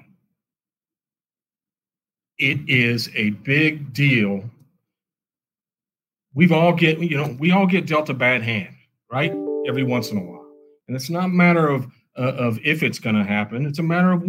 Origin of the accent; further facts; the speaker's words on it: Kansas City, Missouri, United States; I'm from Kansas City, been here, born and raised my whole life